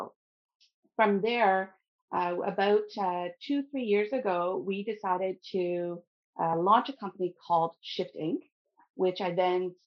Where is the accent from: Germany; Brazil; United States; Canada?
Canada; Ottawa, Ontario; moved away as an adult; now in Sudbury, Canada; I grew up in the Ottawa area within Canada